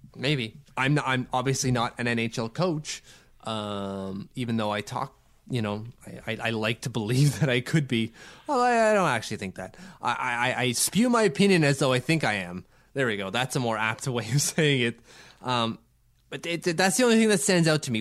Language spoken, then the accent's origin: English; Ottawa, Ontario, Canada; we have a really cool Denny Podvay mural here in, in my, my hometown and Denny Podvay's hometown